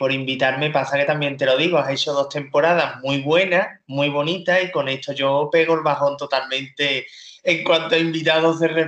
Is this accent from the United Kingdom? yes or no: yes; North West England, United Kingdom; accent: Liverpool/Manchester; la que vino a hacerme el examen era de, de Londres centro y yo tengo acento de Liverpool, de Manchester